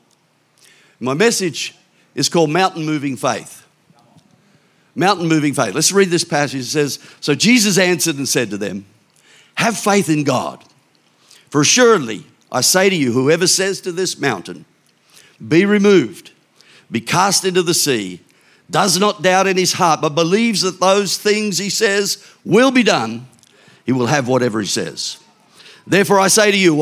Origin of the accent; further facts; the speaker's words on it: Victoria, Australia; I'm from Victoria